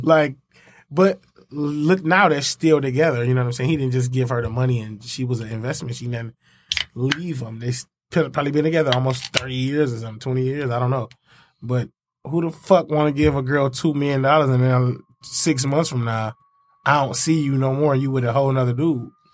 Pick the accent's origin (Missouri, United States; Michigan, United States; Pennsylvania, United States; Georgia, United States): Michigan, United States; Inkster; Inkster, I'm from Inkster